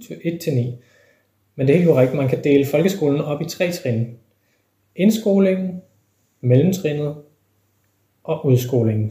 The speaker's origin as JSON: {"language": "Danish", "country": "Denmark"}